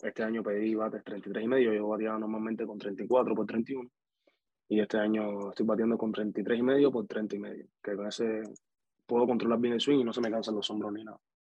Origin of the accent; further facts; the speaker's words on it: Havana, Cuba; moved away; also born or lived in Dominican Republic; yo soy de Cuba, de La Habana, de la capital